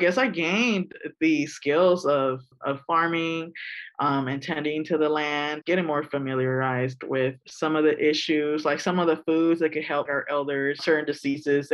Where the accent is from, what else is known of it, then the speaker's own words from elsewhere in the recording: Oakland, California, United States; I'm from East Oakland